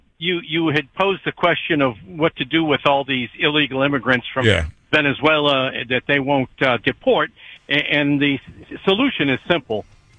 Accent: New Hampshire, United States; now in Iowa, United States; I'm from your state, by the way. I grew up in New Hampshire. I live in Iowa now.

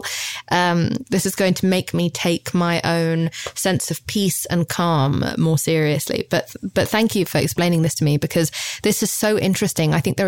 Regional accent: United Kingdom; I'm British

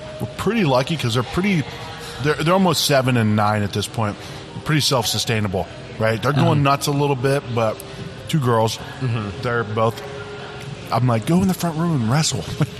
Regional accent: Ohio, United States; moved away; when I grew up in Ohio

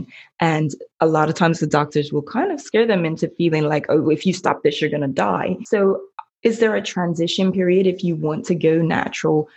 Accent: Bermuda; I'm from Bermuda

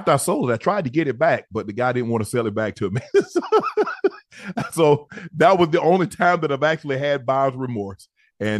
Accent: South Georgia, United States; I'm from South Georgia.

